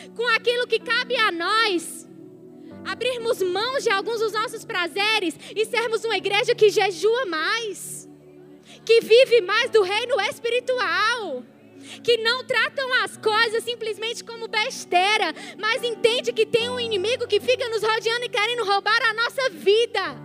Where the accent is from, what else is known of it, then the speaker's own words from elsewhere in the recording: Ceará, Brazil; Nós somos cearenses